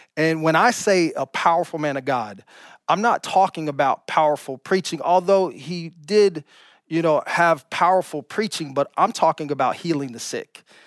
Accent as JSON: {"language": "English", "region": "Oklahoma", "country": "United States", "moved": "yes", "lives_now": "California, United States", "said": "I'm from Oklahoma"}